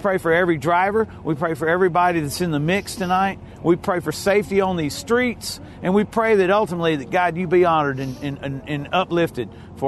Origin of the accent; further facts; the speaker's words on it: Mississippi, United States; I am from Mississippi. I do know about hayride in the country.